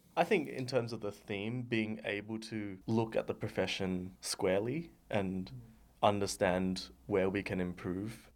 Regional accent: Sydney, New South Wales, Australia; I am from Sydney

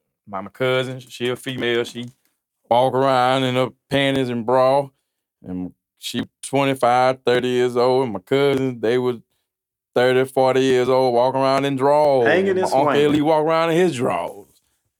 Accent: Forsyth, United States; I'm from Forsyth, man.

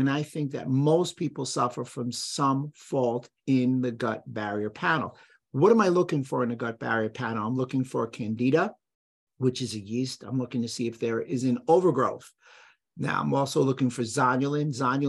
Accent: Bronx, New York, United States; I grew up in the Bronx, so I'll call it a neighborhood.

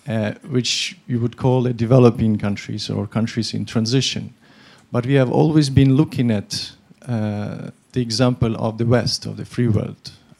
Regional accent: Ukraine; I'm actually from Ukraine.

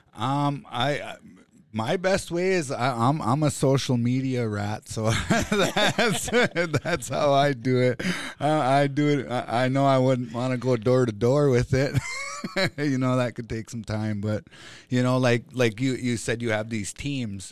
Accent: Fond du Lac Reservation, Minnesota, United States; I grew up here on Fond du Lac

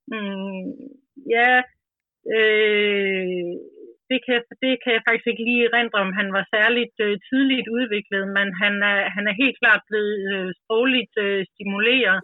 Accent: Grenå, Central Denmark Region, Denmark; also born or lived in Vestegnen; now in Ølstykke, Denmark; kommer jeg selv fra Jylland, Grenå nærmere bestemt, og er opvokset

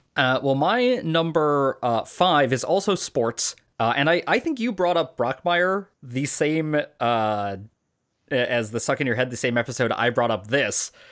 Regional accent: Chicago, Illinois, United States; as a kid growing up in Chicago during this exact time period

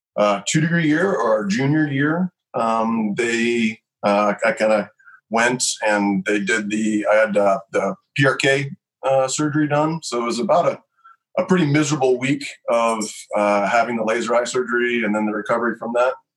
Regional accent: Lexington, Kentucky, United States; moved away as an adult; also born or lived in Nashville, Tennessee / Colorado; I was born in Nashville and I grew up on a little horse farm in Lexington, Kentucky

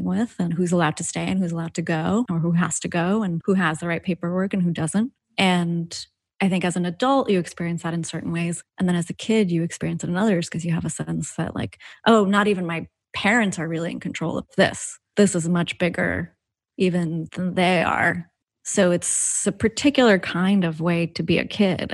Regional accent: New York City, New York, United States; I'm an immigrant. I grew up in Queens

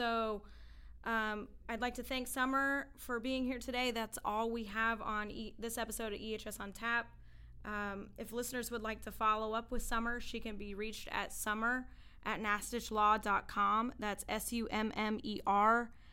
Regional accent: Oklahoma, United States; now in Connecticut, United States; growing up in Oklahoma

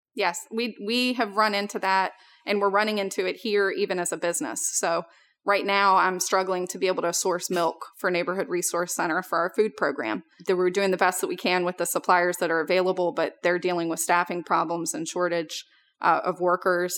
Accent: Richmond, Virginia, United States; we moved out to a rural area about twenty minutes outside of Richmond, which is where I grew up

